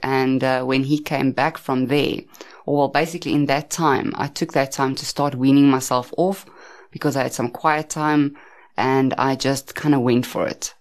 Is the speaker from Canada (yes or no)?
no; Centurion, Gauteng, South Africa; I grew up in Pretoria, Centurion, as well. Um, I've stayed there most of my life